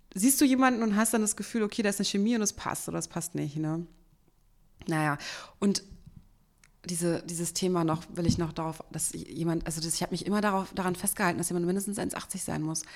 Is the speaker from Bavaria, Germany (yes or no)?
no; Berlin, Germany; accent: Hochdeutsch; Bin Urberlinerin und ich spreche auch Hochdeutsch.